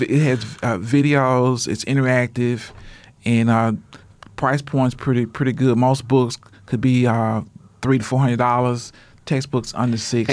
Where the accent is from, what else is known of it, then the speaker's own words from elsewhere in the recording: Shreveport, Louisiana, United States; now in Oklahoma, United States; I'm originally from Shreveport, Louisiana.